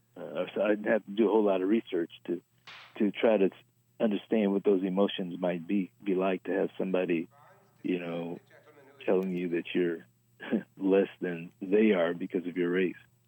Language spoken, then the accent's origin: English; Los Angeles, California, United States; born and raised in Los Angeles